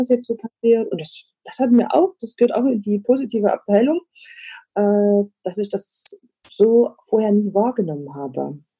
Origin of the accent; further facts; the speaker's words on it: East Germany, Germany; ich bin ja in der DDR groß geworden